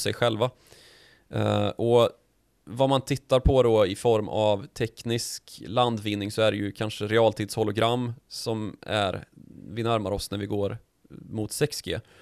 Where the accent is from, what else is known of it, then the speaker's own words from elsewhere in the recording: Värmland, Sweden; när jag var liten och i, Nej, i Östergötland, Nej, Värmland